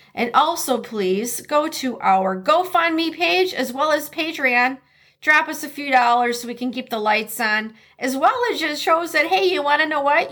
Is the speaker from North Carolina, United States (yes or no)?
no; Detroit, Michigan, United States; now in Minnesota, United States; growing up in Detroit